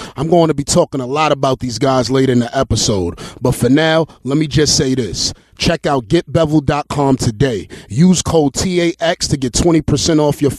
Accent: East Coast, United States; I'm from that era. Like, I'm from the East Coast

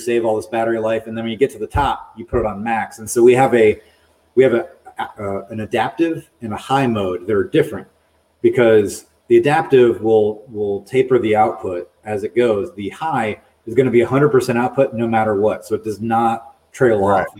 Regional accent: Raleigh, North Carolina, United States; moved away; I grew up in Raleigh, North Carolina, in the Piedmont of the state

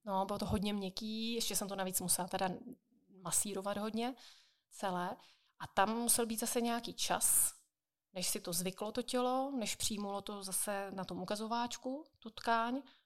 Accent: Jaroměř, Hradec Králové Region, Czechia; u nás v Jaroměři

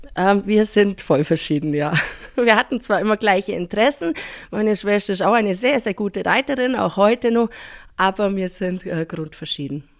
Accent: Pfronten, Bavaria, Germany; Ich bin aufgewachsen in Fronten.

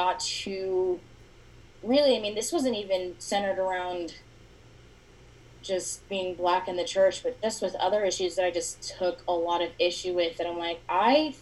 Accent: Layton, Utah, United States; I'm from Layton, Utah, born and raised here

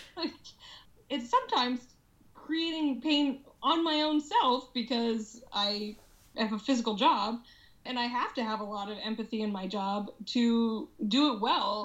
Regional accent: Alaska, United States; now in Seattle, United States; people that I grew up with in Alaska

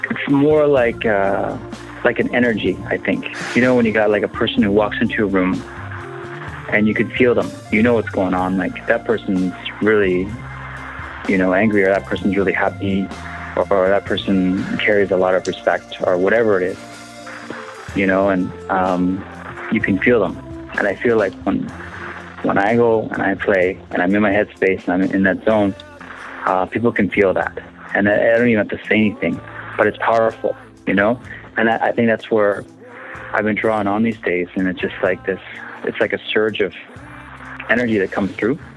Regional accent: Canada; I'm from the Cree Nation.

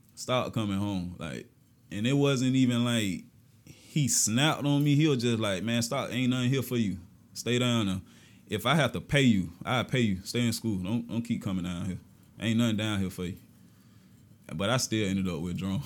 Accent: Augusta, Georgia, United States; I was born in Southside. That's where I'm originally from, my family from. But my mom moved us to Georgetown. That's where I've been at since, like, six years old

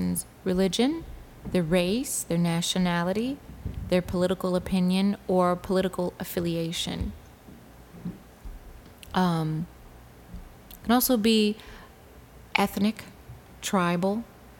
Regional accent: Detroit, Michigan, United States; moved away; I'm from Detroit

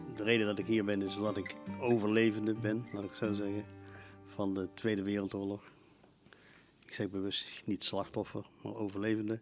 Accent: Eindhoven, North Brabant, Netherlands; also born or lived in Helmond; Ik ben geboren in Eindhoven, ja, in 1942.

